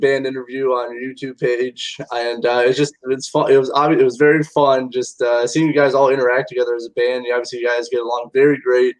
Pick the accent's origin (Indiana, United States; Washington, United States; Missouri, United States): Indiana, United States; my home state of Indiana